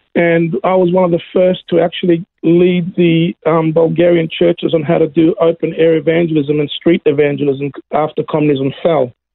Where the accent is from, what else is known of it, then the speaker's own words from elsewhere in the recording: Melbourne, Victoria, Australia; also born or lived in Greece / Yarrawonga; I grew up in Melbourne